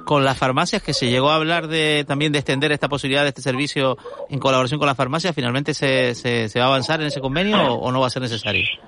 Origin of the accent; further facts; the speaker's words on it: Tenerife, Canary Islands, Spain; Yo soy tinerfeño